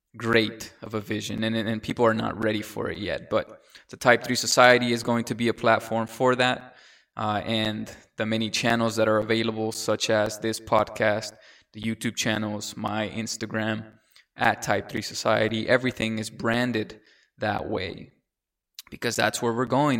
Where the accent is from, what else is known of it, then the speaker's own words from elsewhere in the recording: San Diego, California, United States; English is a second language; also born or lived in Mexico / Oklahoma; went to elementary school in Linda Vista in a, in a town, in a city in San Diego, California.